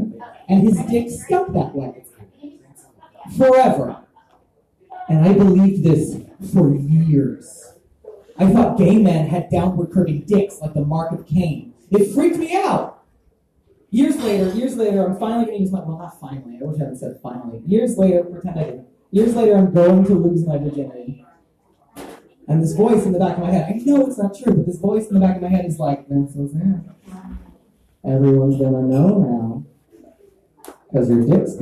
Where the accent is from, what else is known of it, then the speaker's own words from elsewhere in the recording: Texas, United States; I grew up in Texas